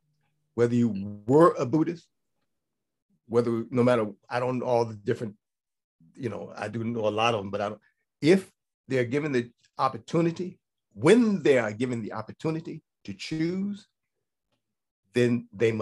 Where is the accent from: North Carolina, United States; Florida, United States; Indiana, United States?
Indiana, United States; Gary; moved away; I come from Gary, Indiana, right? 186,000 people, about 85% black when I was there